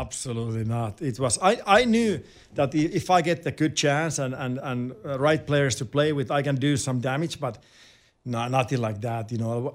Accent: Finland; English is a second language; moved away as an adult; also born or lived in Winnipeg, Canada / Anaheim, United States; growing up in Finland and playing for your club team in Finland

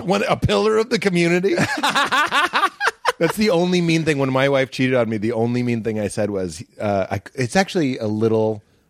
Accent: Boston, Massachusetts, United States; moved away; everyone I grew up in Boston

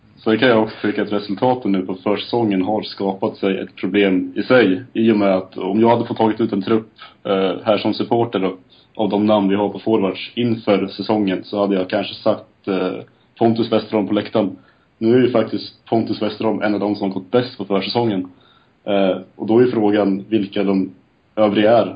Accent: Lindesberg, Örebro County, Sweden; now in Eksjö, Sweden; 25 år, från Lindesberg, bosatt numera i Eksjö

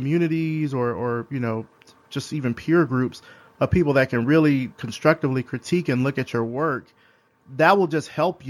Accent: Selma, Alabama, United States; I'm from Selma. So we're kind of in like two different parts of the state, but both from Alabama

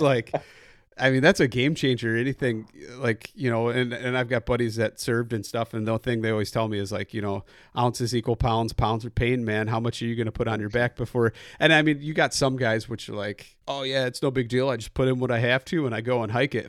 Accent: Midwest, United States; coming from the Midwest

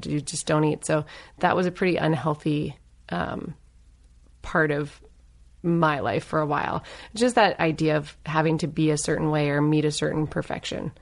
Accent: Northern Virginia, United States; also born or lived in Los Angeles; now in Claremont, United States; I grew up in Northern Virginia. Um, so, you know, D C suburbs

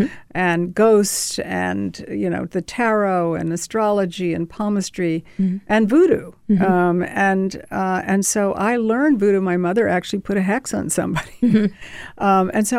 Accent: Savannah, Georgia, United States; also born or lived in Statesboro, Georgia; I'm from Savannah, Georgia, mm-hmm. and my family is from Statesboro, which is a little tiny town. Mm-hmm. It's a deep South

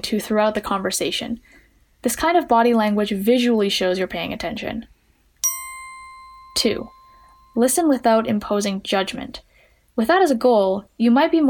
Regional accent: Edmonton, Alberta, Canada; I'm 19 from Edmonton, Alberta, Canada

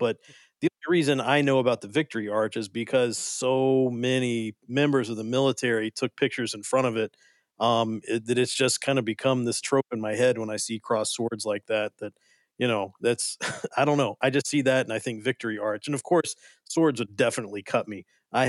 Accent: Kentucky, United States; Yeah, when I was a young man growing up in South Central Kentucky, out in the middle of nowhere

